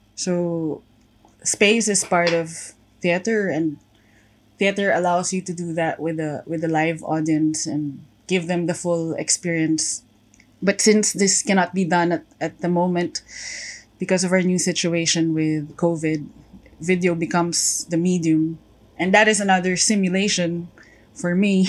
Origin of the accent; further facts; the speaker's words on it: Antipolo, Calabarzon, Philippines; I'm from Antipolo, Rizal, in the Philippines.